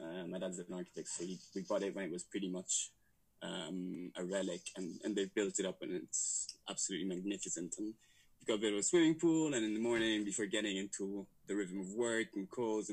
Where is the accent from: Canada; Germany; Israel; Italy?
Italy; Rome, Lazio; moved away as an adult; also born or lived in London; I grew up in Rome